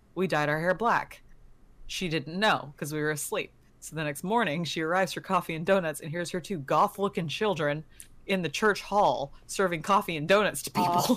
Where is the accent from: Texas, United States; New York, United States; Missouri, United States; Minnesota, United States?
Texas, United States; I'm from Texas